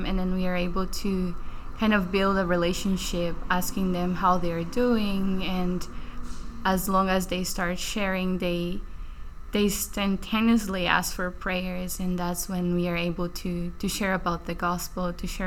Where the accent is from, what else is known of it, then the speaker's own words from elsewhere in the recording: Brazil; moved away as an adult; now in Baltimore, United States; I'm from Brazil